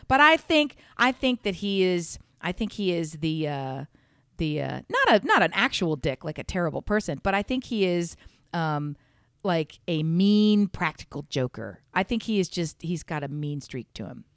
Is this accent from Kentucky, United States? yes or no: no; Delaware, United States; moved away; also born or lived in the South; I'm from, born and raised in Delaware